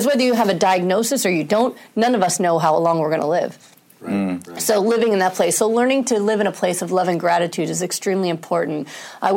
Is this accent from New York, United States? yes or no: yes; New York, United States; I'm a New Yorker.